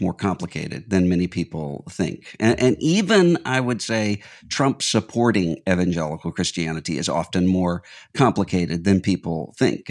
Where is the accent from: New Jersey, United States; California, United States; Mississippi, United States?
Mississippi, United States; a Southern comedian from my home state of Mississippi